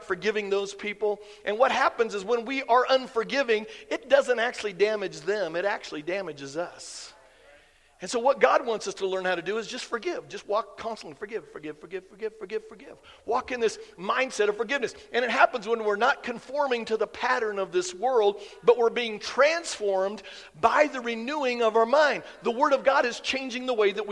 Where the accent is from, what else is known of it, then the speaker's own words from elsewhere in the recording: Iowa, United States; I grew up in Iowa